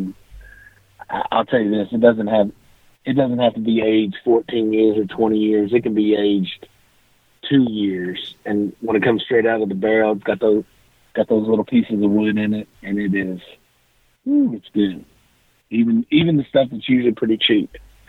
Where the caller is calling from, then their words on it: Owensboro, Kentucky, United States; Owensboro, Kentucky.